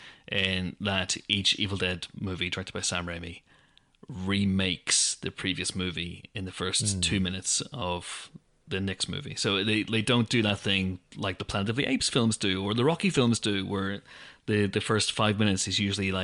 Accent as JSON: {"language": "English", "town": "Banbridge", "region": "Northern Ireland", "country": "United Kingdom", "tie": "born or raised there", "said": "my hometown of Banbridge"}